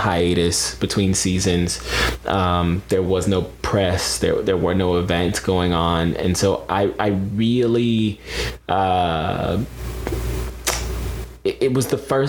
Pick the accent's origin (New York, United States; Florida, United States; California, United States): Florida, United States; Pensacola; also born or lived in Atlanta, Georgia; before my mom and I moved down to Pensacola, Florida, where I call my hometown, it's where I grew up. We moved there from the Atlanta area